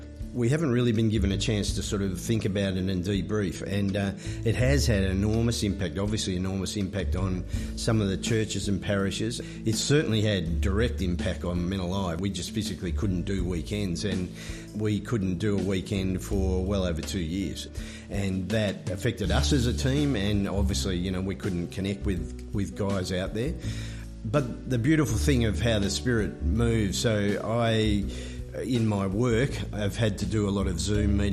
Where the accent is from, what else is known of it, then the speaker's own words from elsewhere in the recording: Moama, New South Wales, Australia; I'm from Moama, so I'm still in New South Wales